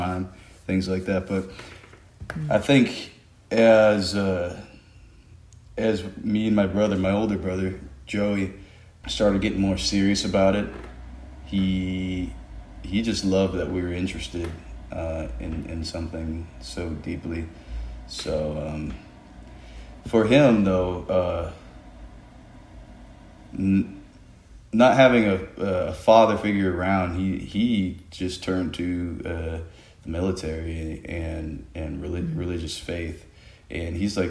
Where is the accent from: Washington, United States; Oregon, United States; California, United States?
California, United States; Sacramento; also born or lived in Hayward, California; I was born in the Bay Area in Hayward. But I grew up in between kind of both of them. Yeah, Sacramento